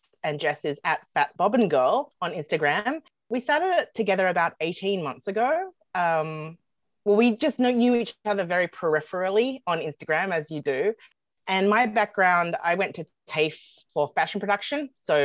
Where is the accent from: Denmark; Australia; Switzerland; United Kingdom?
Australia; moved away as an adult; also born or lived in United States; now in Canada; Well, I'm originally from Australia, but I've lived in Canada for quite some time now. I've lived in Canada since 2007, and then before that, I was 2 years in the USA.